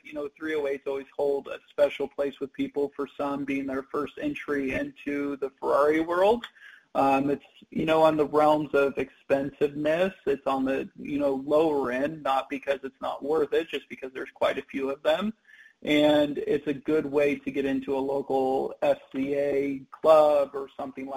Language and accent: English; Kansas, United States; moved away; I grew up in Kansas